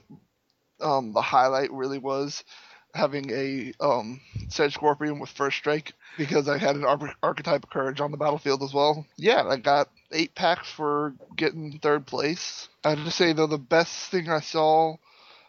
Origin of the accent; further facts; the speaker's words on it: Milan, Indiana, United States; I'm from Milan, Indiana, which is, if you ask the rest of the world, it's pronounced Milan.